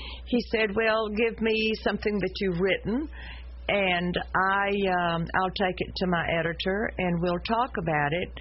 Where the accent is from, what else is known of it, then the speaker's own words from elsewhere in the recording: Shreveport, Louisiana, United States; I was raised on William Street, which is across from the Shrine Hospital right off King's Highway.